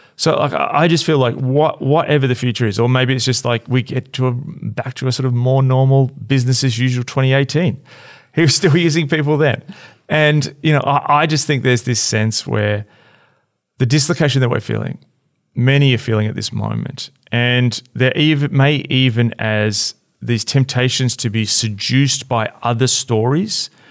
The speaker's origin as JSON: {"language": "English", "country": "Australia", "said": "as an Australian"}